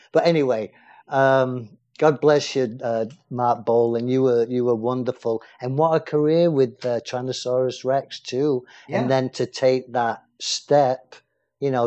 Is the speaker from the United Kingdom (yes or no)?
yes; England, United Kingdom; as a kid growing up in England, as a teen in those days